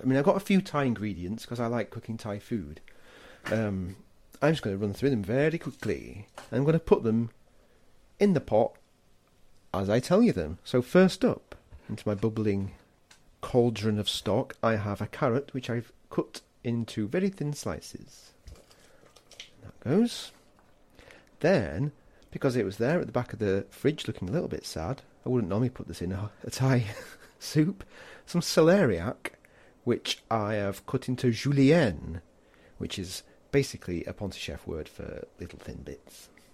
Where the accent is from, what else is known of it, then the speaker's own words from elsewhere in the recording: England, United Kingdom; me being English